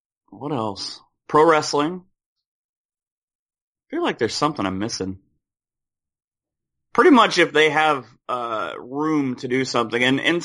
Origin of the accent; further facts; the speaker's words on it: Spencerville, Ohio, United States; A little town called Spencerville, Ohio, which is about halfway between Salina and Lima, which is perfect because 75 and 33 and 30 are all close to my house